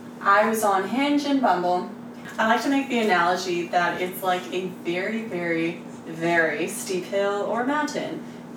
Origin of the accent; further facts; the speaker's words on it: Texas, United States; I mean, I grew up in Texas.